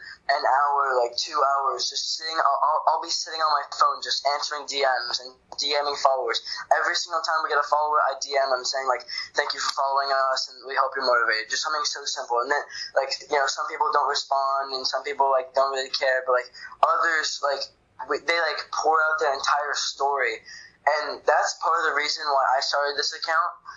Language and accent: English; Florida, United States; I'm from Florida